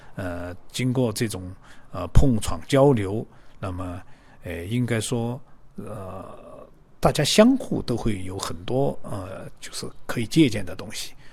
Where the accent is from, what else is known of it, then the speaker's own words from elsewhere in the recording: Guizhou, China; 作为这个贵州的画家，可能的确是非常热爱自己生活的这片土地的